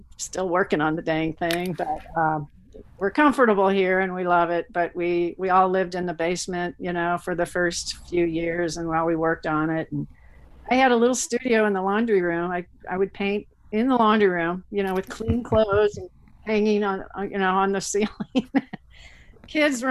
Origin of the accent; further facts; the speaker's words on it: St. Louis, Missouri, United States; moved away as an adult; now in Fulton, United States; I'm from St. Louis and grew up in West County, a little, you know, middle class parochial